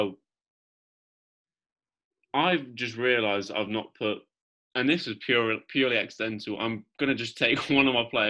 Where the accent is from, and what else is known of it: England, United Kingdom